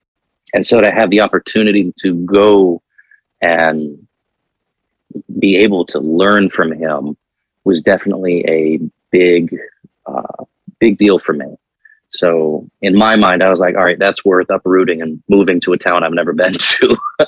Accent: Virginia Beach, Virginia, United States; now in Morgantown, United States; I'm originally from Virginia Beach, Virginia.

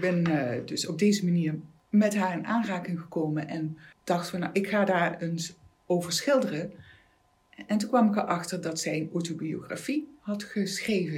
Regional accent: Maastricht, Limburg, Netherlands; also born or lived in Amsterdam; Ik ben een Maastrichtse meisje

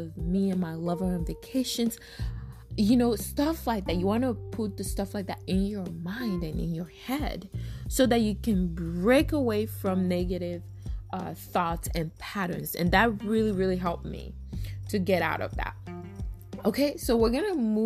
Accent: Togo; now in United States; I'm from Africa, right? I'm from Togo, Africa.

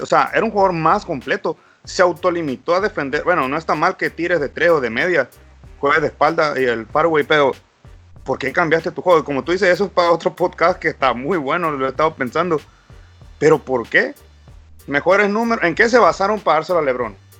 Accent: Baja California Sur, Mexico; Soy de Baja California

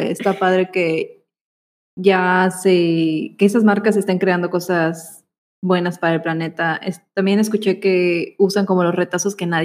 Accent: Yucatán, Mexico; son nuestras palabras yucatecas.

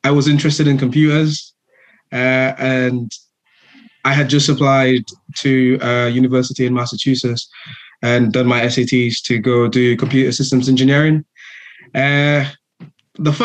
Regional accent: St. Lucia; moved away as an adult; now in United Kingdom; I am from the Caribbean island of St. Lucia. Grew up in the same community as the host

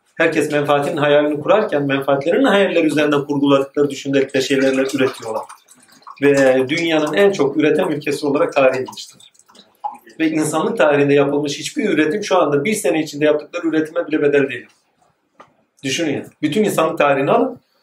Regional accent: Malatya, Turkey; also born or lived in Yenibosna, Istanbul; now in Istanbul, Turkey; ben de Malatyalıyım

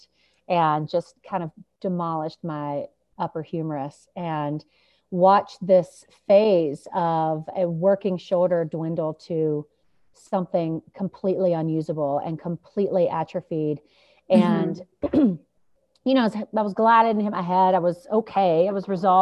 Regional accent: Charlotte, North Carolina, United States; moved away as an adult; now in Jackson, United States; came out here when I was eight and realized that there was a whole big world outside of my small world, the city of Charlotte that I grew up

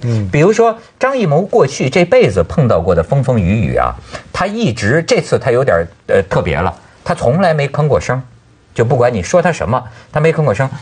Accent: China; 我们大陆人

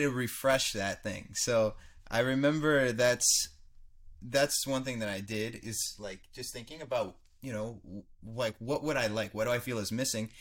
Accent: United States; I grew up in America.

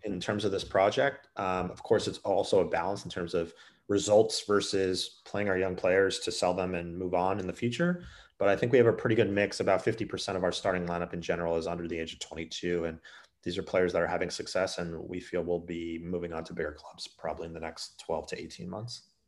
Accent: United States; I played the sport growing up in the States

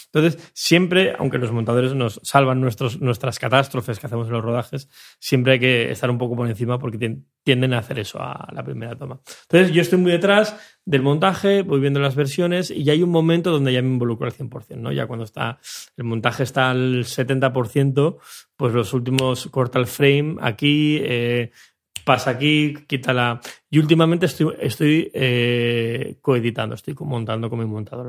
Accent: Mallorca, Balearic Islands, Spain; de donde vengo yo en Mallorca

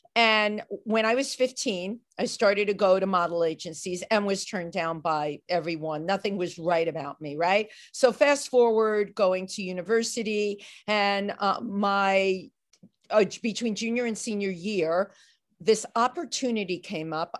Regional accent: New York City, New York, United States; I grew up in the Bronx

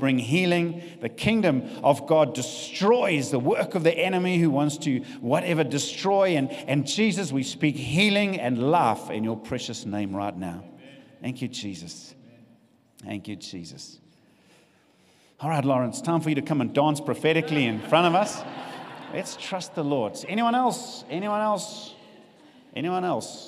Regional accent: South Africa; also born or lived in Richards Bay, South Africa; we know what it's like being South African

